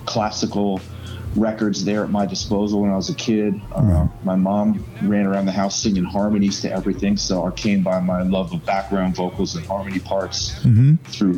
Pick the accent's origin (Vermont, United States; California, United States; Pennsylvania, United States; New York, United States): Pennsylvania, United States; Philadelphia; also born or lived in South Florida; now in Georgia, United States; I'm from the Philadelphia area